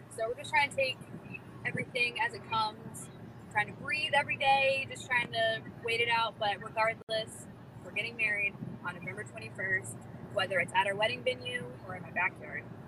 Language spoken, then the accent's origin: English; North Carolina, United States; also born or lived in Florida; I grew up in North Carolina pretty much my entire life